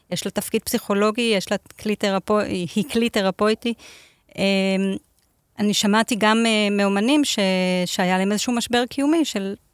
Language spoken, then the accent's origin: Hebrew; Beersheba, Southern District, Israel; born there; הנוף של באר שבע הוא לא כל כך שונה, אני נולדתי שם.